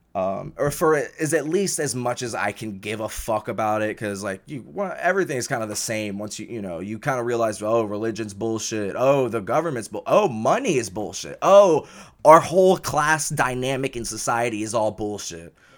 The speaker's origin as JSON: {"language": "English", "region": "the South", "country": "United States", "tie": "born or raised there", "said": "growing up in the South"}